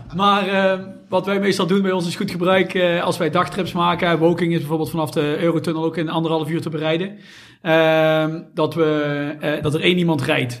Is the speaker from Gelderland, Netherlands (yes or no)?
no; Someren, North Brabant, Netherlands; Wij komen allemaal uit Zomeren